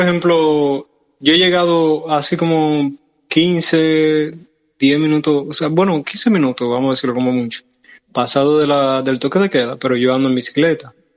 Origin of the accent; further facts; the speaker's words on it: Santiago de los Caballeros, Santiago, Dominican Republic; llegué a, a Santiago, que es nuestra ciudad.